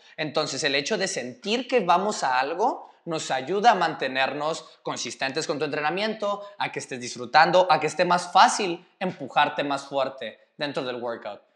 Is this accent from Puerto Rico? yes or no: no; Mexico; moved away; yo soy el tercer mexicano